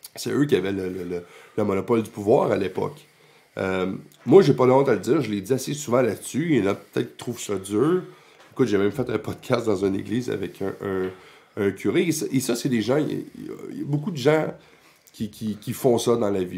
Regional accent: Quebec, Canada; on est une nation, on est québécois

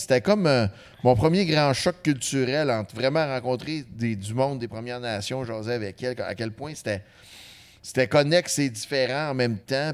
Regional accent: Saguenay, Quebec, Canada; nous autres, on vient du Saguenay, OK? Mais notre, notre jeunesse, notre enfance, c'est très urbain

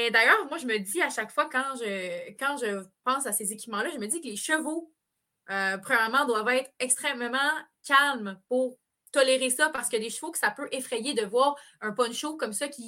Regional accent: Quebec, Canada; On peut pas arriver de même en tant que Québécois et décider mm. d'apprendre ce sport-là comme ça.

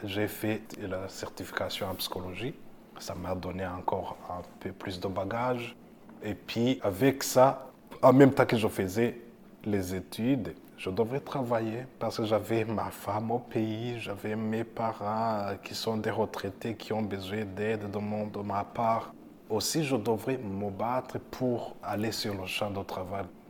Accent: Burundi; moved away as an adult; now in Canada; J'ai fait l'école secondaire au Burundi, le primaire et secondaire, et à l'université aussi.

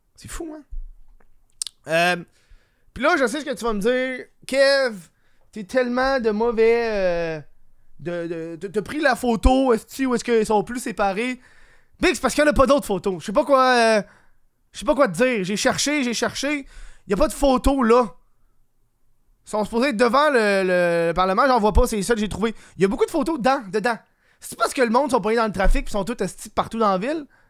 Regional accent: Quebec, Canada; je suis québécois

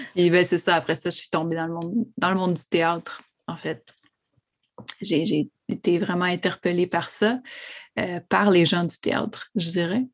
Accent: Montreal, Quebec, Canada; also born or lived in Odanak; J'ai grandi euh, à La Salle, sur l'île de Montréal, vraiment sur le bord euh, des rapides de la Chine

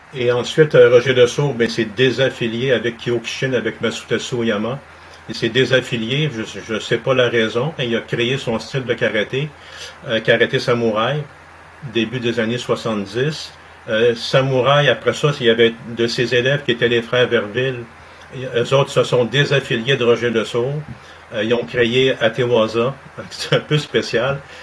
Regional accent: Montreal, Quebec, Canada; also born or lived in Saint-Jérôme; je suis né à Saint-Jérôme, mais j'ai grandi à Montréal, sur le plateau Mont-Royal.

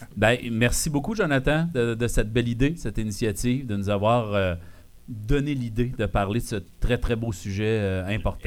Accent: Val-d'Or, Quebec, Canada; also born or lived in Sullivan; de mes origines de Val d'Or

